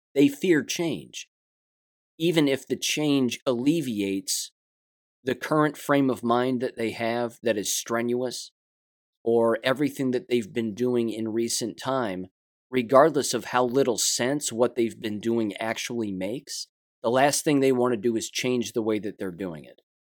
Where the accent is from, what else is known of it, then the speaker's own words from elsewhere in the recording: United States; I'm an American